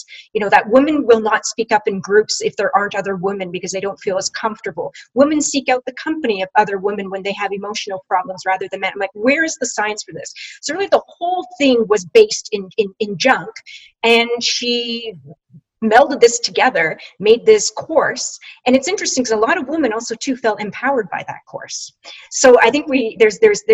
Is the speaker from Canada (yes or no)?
yes; Canada; I'm Canadian